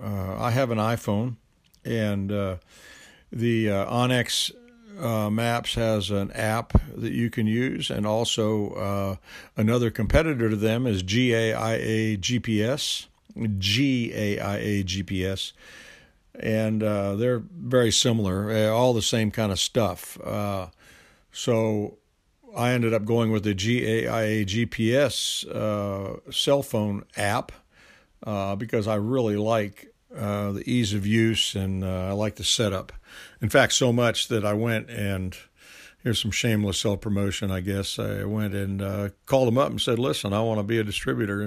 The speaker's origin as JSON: {"language": "English", "region": "Georgia", "country": "United States", "said": "from Georgia"}